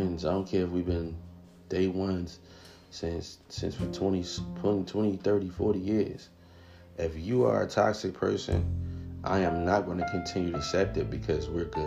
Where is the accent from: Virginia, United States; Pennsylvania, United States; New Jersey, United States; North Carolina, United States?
New Jersey, United States; we're both from Jersey